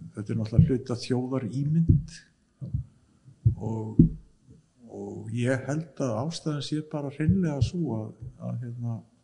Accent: Iceland; við erum alin upp á Ísland

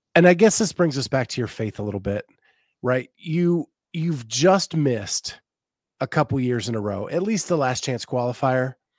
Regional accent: Western Pennsylvania, United States; now in Northern Florida, United States; grew up in Western Pennsylvania, I moved to uh, Northern Florida

